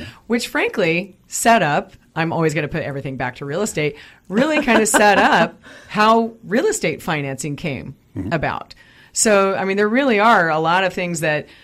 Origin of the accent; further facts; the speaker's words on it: Kansas, United States; moved away; growing up in Kansas, when you're near farm country